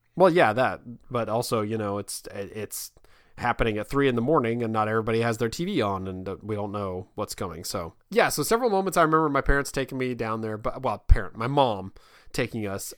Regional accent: Kansas, United States; now in Virginia, United States; I'm from Kansas

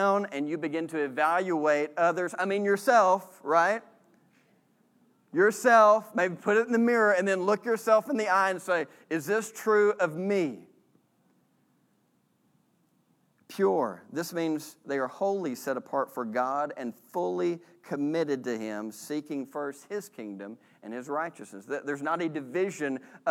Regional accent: Texas, United States; not only are we American, we're Southerners and we're from Texas

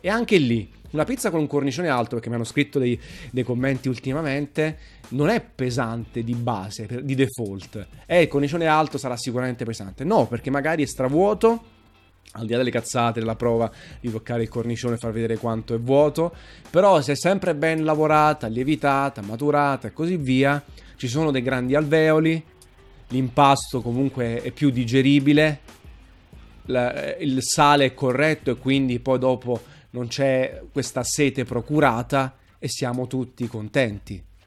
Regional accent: Naples, Campania, Italy; sono napoletano. Eh, sono tifosissimo nel Napoli, innamorato della mia città

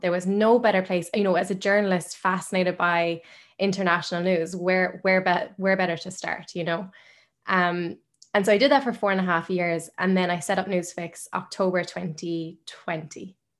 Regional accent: Limerick, Munster, Ireland; I'm from Limerick. My parents are both Irish. They're if one of my family's Irish, I'm a hundred percent Irish. I've only lived in Ireland

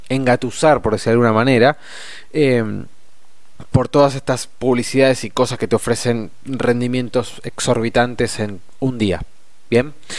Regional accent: Argentina; a nosotros como argentinos

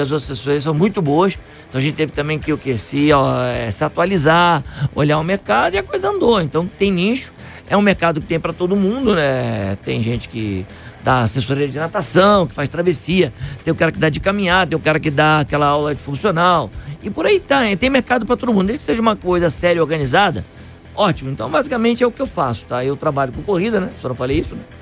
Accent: Niterói, Rio de Janeiro, Brazil; now in São Paulo, Brazil; Eu nasci em Niterói, cheguei em São Paulo aqui.

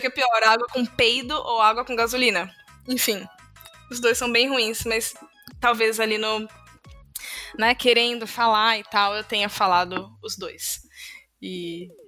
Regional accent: Brazil; a gente é brasileiro

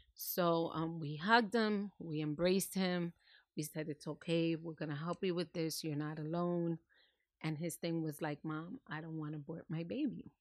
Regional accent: New York City, New York, United States; moved away as an adult; now in New Jersey, United States; I was born and raised in New York City.

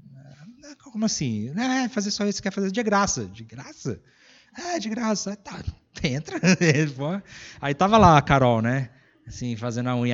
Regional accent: Brazil; moved away; a gente é lá do Brasil

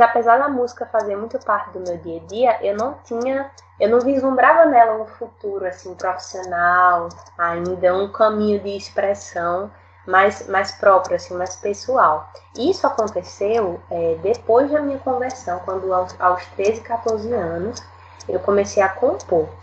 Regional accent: Natal, Rio Grande do Norte, Brazil; eu sou do Rio Grande do Norte

